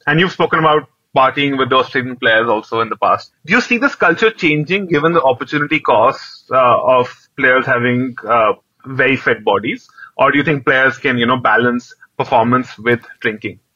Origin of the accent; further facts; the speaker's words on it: Delhi, India; I'm from Delhi